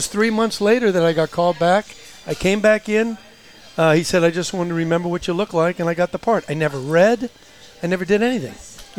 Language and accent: English; Glendale, California, United States; We grew up in Glendale.